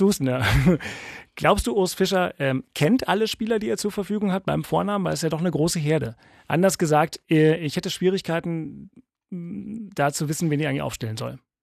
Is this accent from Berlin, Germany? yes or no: yes; Berlin, Germany; ich bin gebürtiger Westberliner